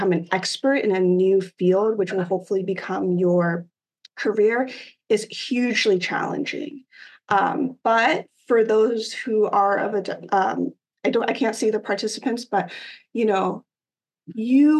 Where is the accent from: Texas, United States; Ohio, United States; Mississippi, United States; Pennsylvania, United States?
Ohio, United States; moved away as an adult; I come from Ohio, I'm from the Midwest, and I grew up in a predominantly white area